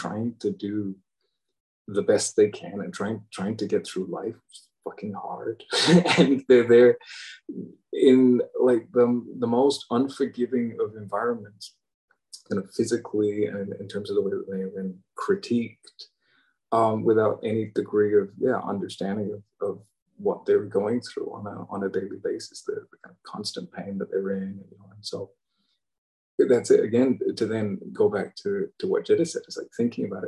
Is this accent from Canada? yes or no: no; England, United Kingdom; I'm English